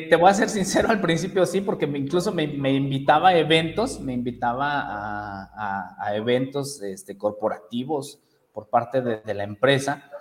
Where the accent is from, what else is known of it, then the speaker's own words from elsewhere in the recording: Toluca, State of Mexico, Mexico; moved away as an adult; now in León, Mexico; como yo soy de Toluca, Estado de México, eh, y emigramos a León, Guanajuato, no sé si ubiquen la, las ciudades acá en México, emigramos allá